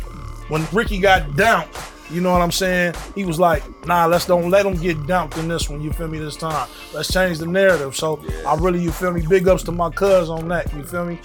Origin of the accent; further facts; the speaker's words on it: San Francisco, California, United States; I'm from San Francisco, oh, Hunters Point